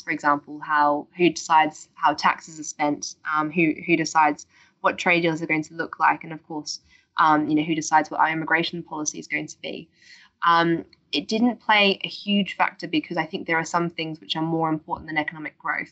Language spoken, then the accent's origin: English; Australia; now in United Kingdom; as you can hear from my accent, I'm originally from Australia, and um, summers aren't exactly grey and rainy where I'm from.